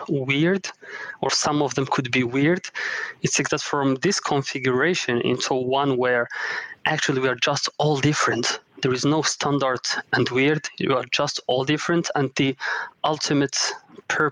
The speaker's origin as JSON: {"language": "English", "country": "Morocco", "also_born_or_lived": "Paris, France / Denmark / Japan / United States", "moved": "yes", "lives_now": "Munich, Germany", "said": "I am originally from Morocco"}